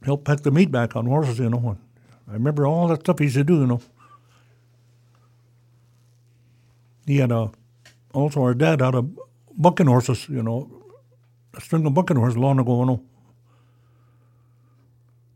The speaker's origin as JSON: {"language": "English", "area": "Sidwell Flat", "region": "Oregon", "country": "United States", "tie": "born or raised there", "said": "I grew up in Sidwell Flat in the old house"}